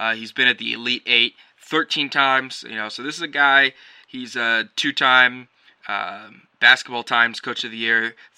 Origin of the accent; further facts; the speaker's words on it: North Carolina, United States; my hometown team of North Carolina, which I rooted for growing up, the Tar Heels.